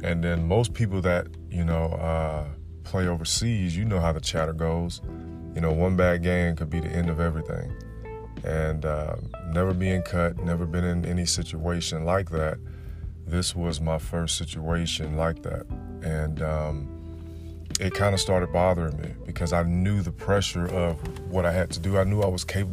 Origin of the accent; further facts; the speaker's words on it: Florida, United States; I'm from the South, I'm from Florida